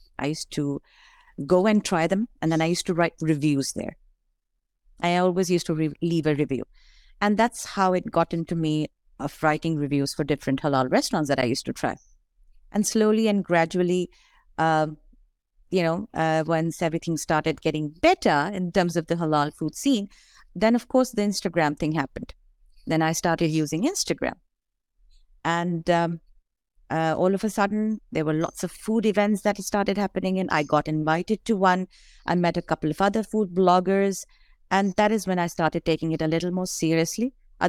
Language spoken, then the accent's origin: English; Dubai, United Arab Emirates; moved away as an adult; now in Toronto, Canada; I came from Dubai in 2006. And that is the time when I used to be looking around for a lot of halal restaurants.